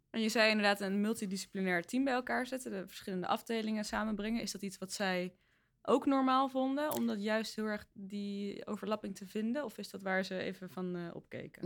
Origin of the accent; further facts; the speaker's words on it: The Hague, South Holland, Netherlands; Ik kom uit Den Haag